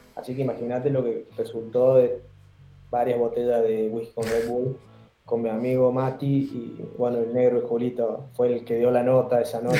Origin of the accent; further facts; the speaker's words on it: San Luis, Argentina; moved away as an adult; also born or lived in Córdoba; now in Chile; yo soy de San Luis